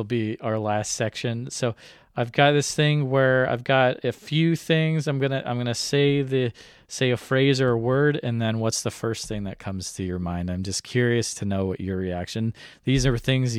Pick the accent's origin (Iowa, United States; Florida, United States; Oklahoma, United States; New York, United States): Iowa, United States; I'm from Iowa